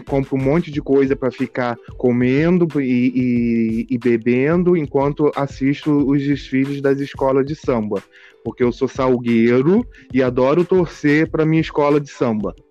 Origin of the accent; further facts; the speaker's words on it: Nova Friburgo, Rio de Janeiro, Brazil; also born or lived in Rio das Ostras; sou de Nova Friburgo